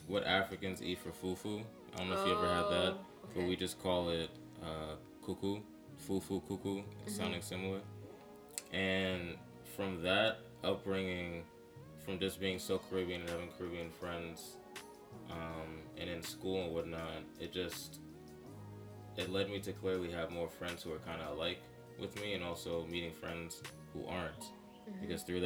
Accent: Boston, Massachusetts, United States; growing up in Boston, Dorchester to be specific

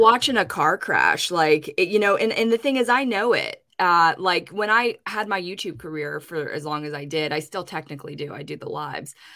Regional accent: Pittsburgh, Pennsylvania, United States; my hometown in Pittsburgh

